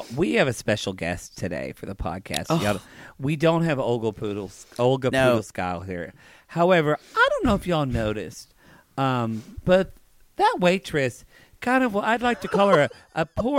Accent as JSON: {"language": "English", "region": "the South", "country": "United States", "said": "We're from the South."}